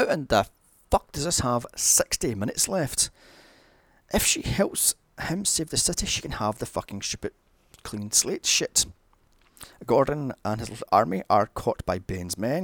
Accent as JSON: {"language": "English", "town": "Glasgow", "region": "Scotland", "country": "United Kingdom", "tie": "born or raised there", "said": "Glasgow, my hometown. In fact, most of these are around the corner from where I live."}